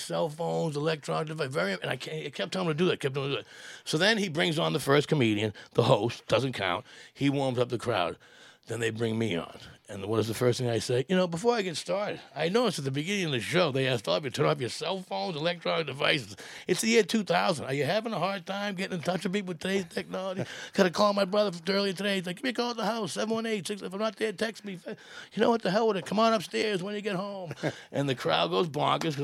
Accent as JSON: {"language": "English", "town": "Malden", "region": "Massachusetts", "country": "United States", "tie": "born or raised there", "said": "I grew up in Malden"}